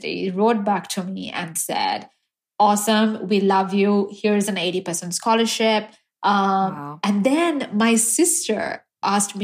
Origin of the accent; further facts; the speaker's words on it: Sri Lanka; moved away as an adult; also born or lived in Pittsburgh; now in United States; I was born and raised in Sri Lanka.